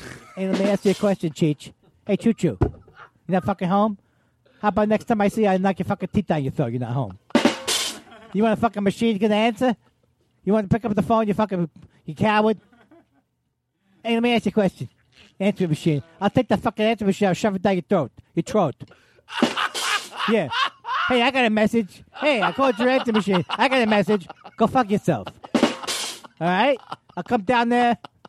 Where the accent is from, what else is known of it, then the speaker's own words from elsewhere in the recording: Queens, New York, United States; I'm from Queens.